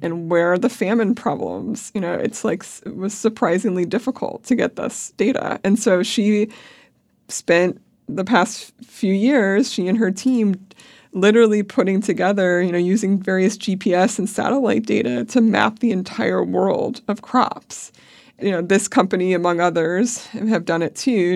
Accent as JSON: {"language": "English", "region": "Pennsylvania", "country": "United States", "tie": "born or raised there", "said": "I grew up in Pennsylvania"}